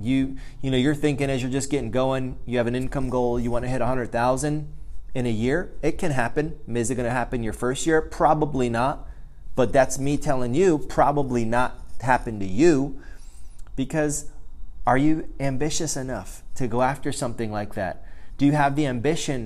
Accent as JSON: {"language": "English", "country": "United States", "tie": "born or raised there", "said": "being an American, growing up in the United States of America."}